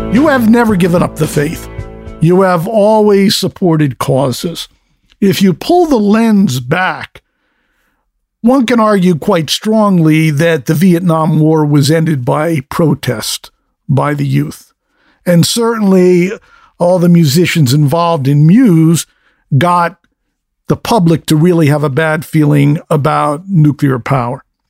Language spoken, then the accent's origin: English; Connecticut, United States; where I grew up in Connecticut